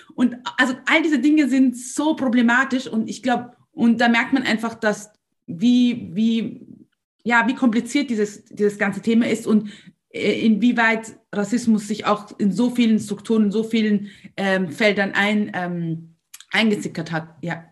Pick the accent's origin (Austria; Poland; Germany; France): Austria; bei uns in Österreich